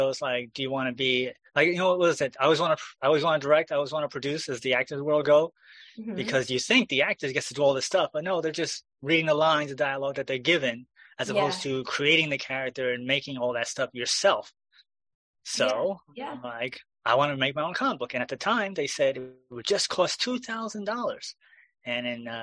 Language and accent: English; New York, United States; as a New Yorker